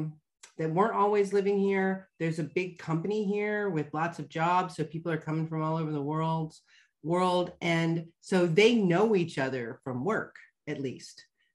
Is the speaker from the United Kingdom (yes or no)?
no; Germany; also born or lived in Mannheim, Germany; I mean, German. You know, I had a lot more, I mean, I still have friends that I visit, but we moved from Mannheim, which is a big city, to a smaller city.